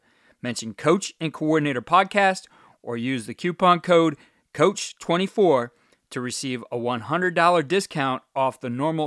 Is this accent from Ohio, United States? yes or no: yes; Cleveland, Ohio, United States; my hometown team, being from Cleveland, Ohio